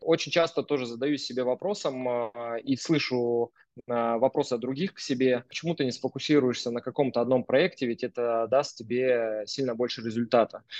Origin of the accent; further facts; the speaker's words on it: Yekaterinburg, Sverdlovsk Oblast, Russia; moved away as an adult; now in Moscow, Russia; Вообще, я изначально сам из Екатеринбурга. Родился в простом э, совершенно районе, который называется Уралмаш